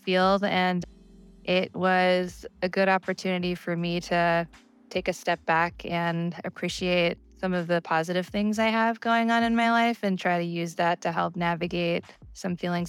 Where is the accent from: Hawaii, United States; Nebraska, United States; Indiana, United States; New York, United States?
New York, United States; moved away as an adult; now in Seattle, United States; I am originally from New York. I moved to Seattle 5 years ago